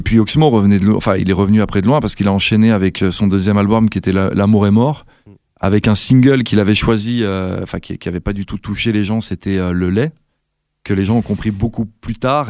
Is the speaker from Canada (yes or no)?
no; Val-d'Oise, Île-de-France, France; now in Brussels, Belgium; je venais du Val d'Oise, du 95